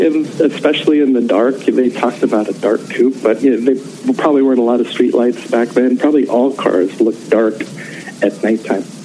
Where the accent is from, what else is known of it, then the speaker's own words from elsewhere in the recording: Canton, Ohio, United States; I grew up on North Hill